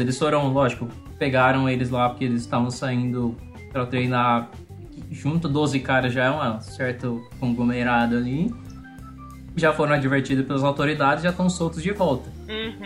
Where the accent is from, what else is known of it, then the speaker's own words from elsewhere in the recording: Piracicaba, São Paulo, Brazil; eu sou natural de Piracicaba